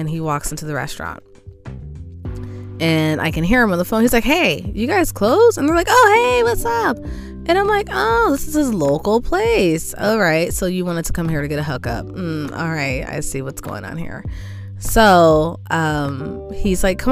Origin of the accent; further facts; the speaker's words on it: California, United States; I'm a Californian.